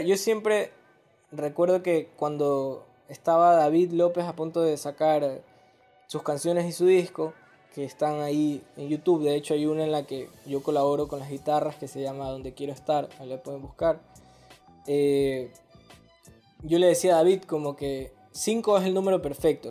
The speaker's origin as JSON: {"language": "Spanish", "town": "Guayaquil", "region": "Guayas", "country": "Ecuador", "said": "somos de puerto"}